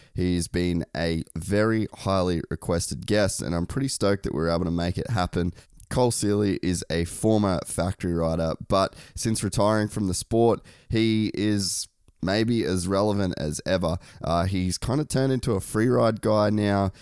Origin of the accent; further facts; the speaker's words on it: Cairns, Queensland, Australia; moved away; growing up in Cairns